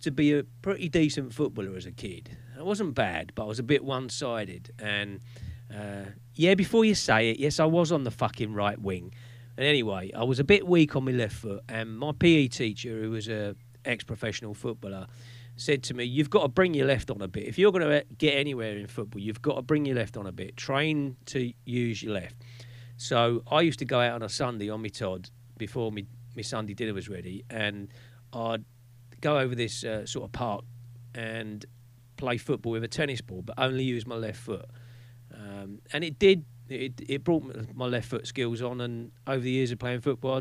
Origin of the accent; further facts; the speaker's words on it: London, United Kingdom; I grew up in West Norwood and Gypsy Hill